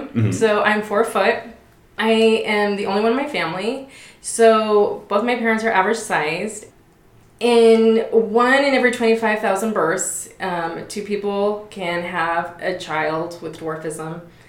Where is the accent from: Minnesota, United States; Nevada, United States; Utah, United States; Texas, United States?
Nevada, United States; Las Vegas; born and raised in Vegas. I've been a member of the church my whole life.